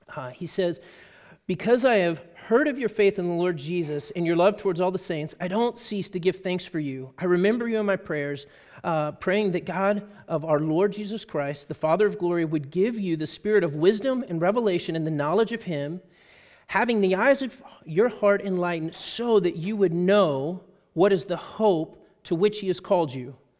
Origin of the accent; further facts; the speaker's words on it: Texas, United States; I'm a Texan